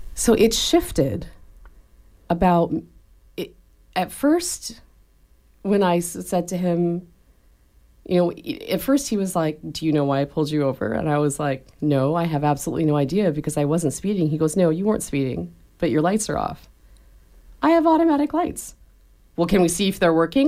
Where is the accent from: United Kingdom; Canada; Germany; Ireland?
Canada; moved away; I was raised in Canada by parents who taught me when I was little that the police were the good guys